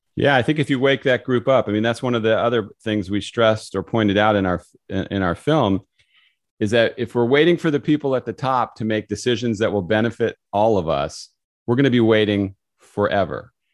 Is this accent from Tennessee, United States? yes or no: no; California, United States; moved away; I grew up in California